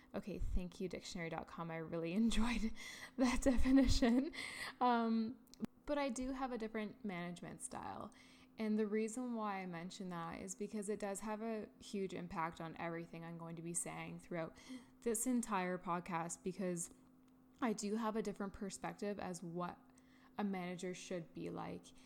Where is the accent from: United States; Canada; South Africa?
Canada; Ontario; I am from Canada, Ontario, and I've been living here my entire life.